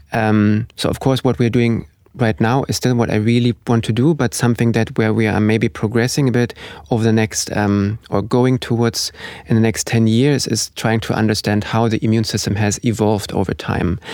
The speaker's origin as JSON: {"language": "English", "country": "Germany", "moved": "as an adult", "lives_now": "Oslo, Norway", "said": "I'm originally from Germany"}